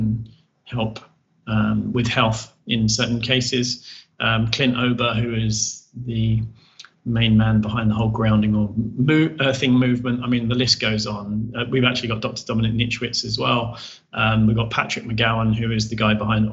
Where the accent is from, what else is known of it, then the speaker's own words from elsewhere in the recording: United Kingdom; we're British